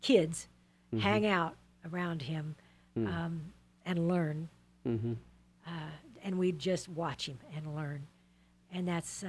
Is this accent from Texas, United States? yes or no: yes; Texas, United States; moved away; I'm a Texan